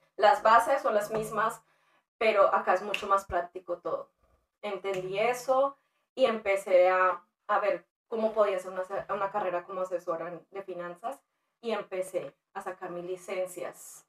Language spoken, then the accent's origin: Spanish; Colombia; moved away as an adult; now in United States; en mi país eh, yo estudié negocios, trabajaba con empresas como el SENA, Bavaria, Fenalco